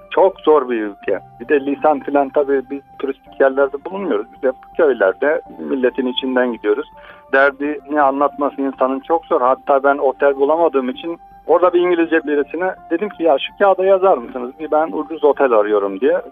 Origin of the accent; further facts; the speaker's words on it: Turkey; I'm from Turkey